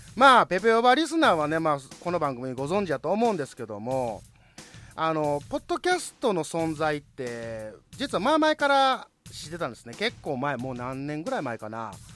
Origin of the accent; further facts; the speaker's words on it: Osaka, Japan; 同じ関西人大阪人として